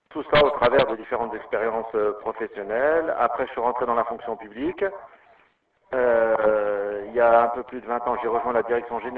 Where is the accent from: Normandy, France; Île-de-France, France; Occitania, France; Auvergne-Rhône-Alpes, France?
Auvergne-Rhône-Alpes, France; Lyon; born there; Euh, alors moi je suis né euh